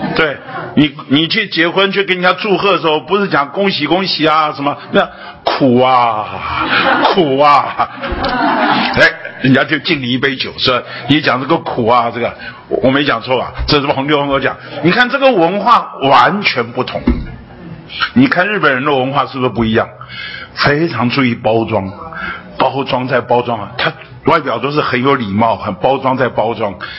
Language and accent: Chinese; Taipei, Taiwan; 那我是在台北生长长大的